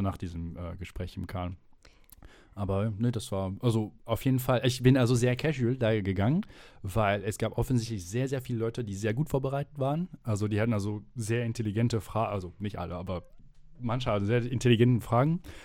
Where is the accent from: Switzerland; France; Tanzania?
France; German is a second language; now in Aachen, Germany; Ich komme aus Frankreich